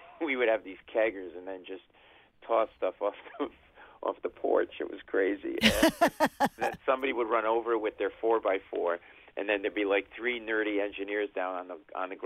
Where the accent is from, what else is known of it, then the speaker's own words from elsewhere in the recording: Providence, Rhode Island, United States; moved away as an adult; now in New York, United States; I grew up in Providence, Rhode Island